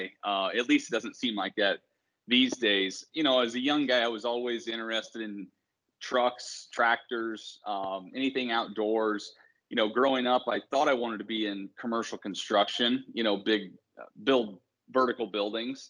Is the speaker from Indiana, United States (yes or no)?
yes; Bloomington, Indiana, United States; I grew up in Bloomington, Indiana.